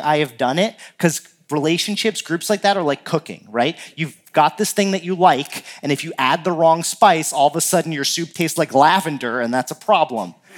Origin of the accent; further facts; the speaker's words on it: New Jersey, United States; now in Minnesota, United States; growing up in New Jersey, uh, my family would rent a, a house down the shore